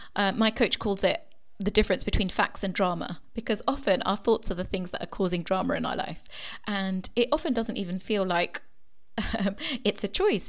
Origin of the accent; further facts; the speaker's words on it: Kenya; moved away; I was born in Kenya